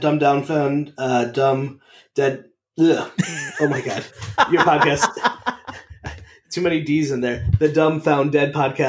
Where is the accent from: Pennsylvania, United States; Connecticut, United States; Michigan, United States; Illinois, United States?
Connecticut, United States; Meriden; now in Rhode Island, United States; So I grew up in Meriden, Connecticut, and he grew up in Bristol, and my family there. So it's like a town over. And then I live in Rhode Island, but I worked in Massachusetts.